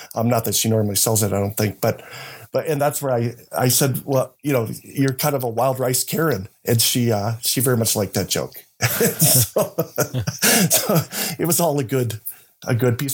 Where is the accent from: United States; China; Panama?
United States; we grew up in the Fargo Moorhead area, which is south of Winnipeg